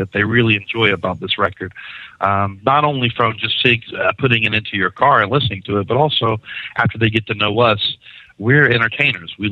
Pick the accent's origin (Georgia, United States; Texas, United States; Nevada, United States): Georgia, United States; Savannah; moved away as an adult; now in Memphis, United States; I was born and raised in Savannah, Georgia